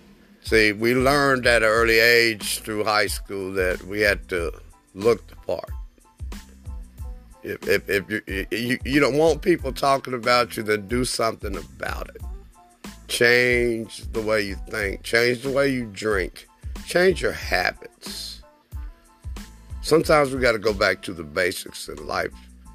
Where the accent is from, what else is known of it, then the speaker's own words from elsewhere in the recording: Germany; As a child, I grew up in West Germany during the 60s, the latter part of the 60s.